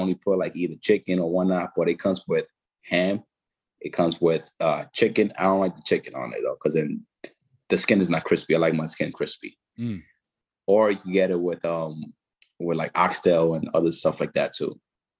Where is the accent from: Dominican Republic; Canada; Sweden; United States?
Dominican Republic; Haina, San Cristóbal; You go to Santo Domingo, or you could just go to my hometown, Haina. It's a little village, man, and I'll show you a good time over there.